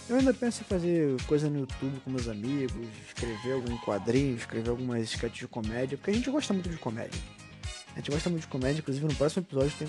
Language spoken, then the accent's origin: Portuguese; Rio de Janeiro, Brazil; Essa é minha, essa é minha voz de menor do, do Rio de Janeiro. Eu sou carioca, pra quem não sabe.